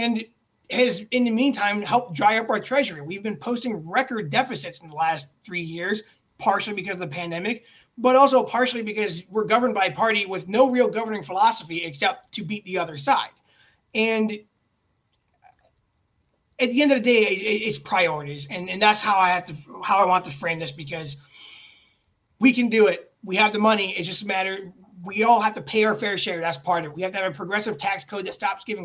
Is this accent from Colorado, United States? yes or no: no; Elyria, Ohio, United States; now in Westlake, United States; I grew up in Elyria.